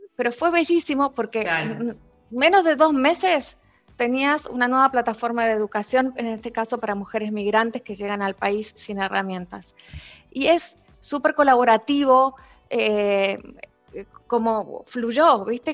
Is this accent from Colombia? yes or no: no; Argentina; moved away as an adult; also born or lived in Spain; now in Chile; yo soy argentina, eh, con nacional, doble nacionalidad. Eh, llevo 20 años en este país